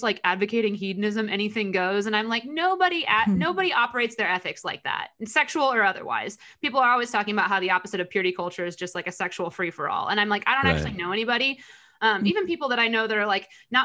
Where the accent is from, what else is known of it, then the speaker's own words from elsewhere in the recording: United States; growing up in America